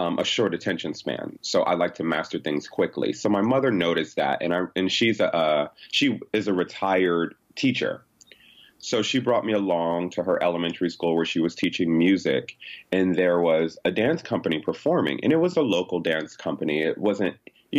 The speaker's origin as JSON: {"language": "English", "region": "Connecticut", "country": "United States", "said": "I'm from Connecticut"}